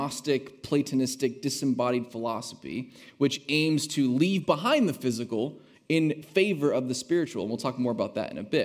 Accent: United States; also born or lived in Hillsboro, Oregon; as an American citizen

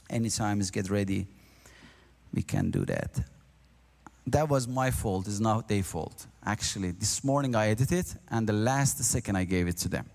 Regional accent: Iran; first language Azerbaijani; English is a second language; moved away as an adult; now in Liverpool, United Kingdom; I born nearby the border of Iran and Turkey. I spoke Azeri as my mother language I'm speaking. And then my second language was Persian or Farsi

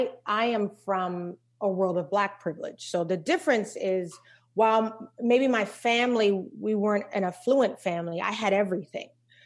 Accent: Charleston, South Carolina, United States; We grew up in Charleston, South Carolina.

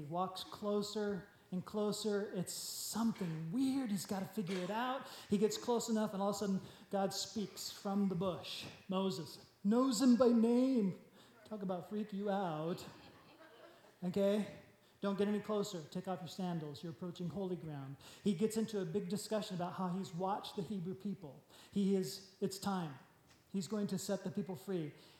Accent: Japan; but I grew up in Japan, I understand exactly what they're saying.

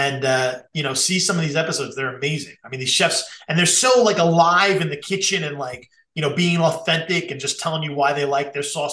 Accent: Long Island, New York, United States; also born or lived in Queens, New York; I'm from Long Island, which is like Queens light.

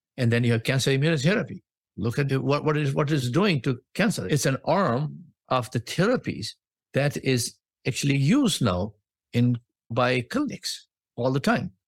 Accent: India; moved away as an adult; also born or lived in Australia / United States; now in Boston, United States; I was born in India

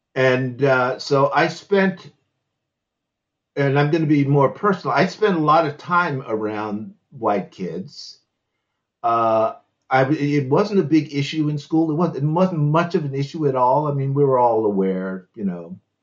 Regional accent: Washington, District of Columbia, United States; in Washington D.C. I was born in Washington D.C.

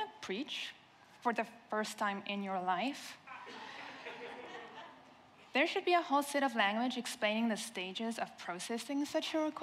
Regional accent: South Africa; first language Afrikaans; English is a second language; moved away; I am the other South African here

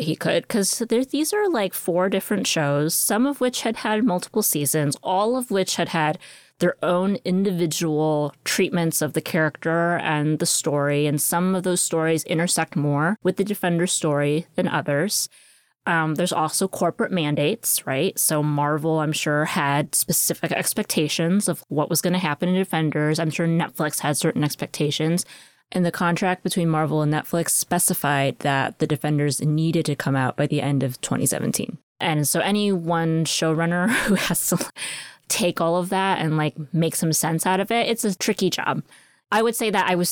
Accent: United States; I am Asian American

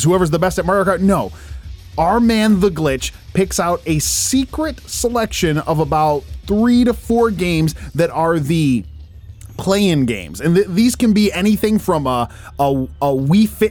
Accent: Westland, Michigan, United States; the city of Westland, my hometown

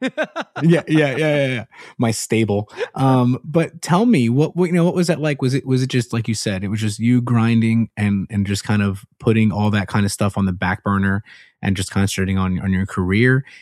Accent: Puerto Rico; moved away; My home country.

